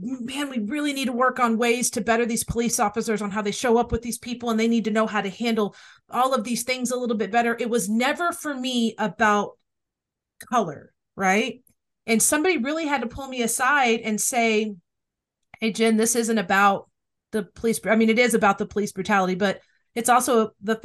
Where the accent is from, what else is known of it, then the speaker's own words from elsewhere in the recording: Dallas, Texas, United States; I grew up in Dallas